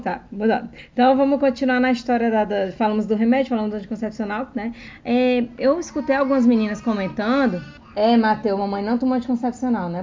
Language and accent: Portuguese; Brazil; moved away as an adult; now in Australia; como a gente é brasileira